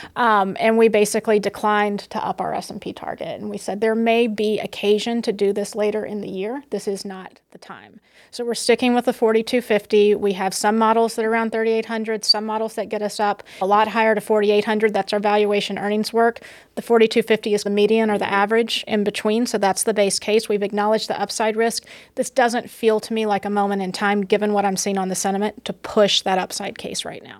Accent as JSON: {"language": "English", "region": "the South", "country": "United States", "tie": "born or raised there", "moved": "yes", "lives_now": "New York, United States", "said": "I grew up in the South"}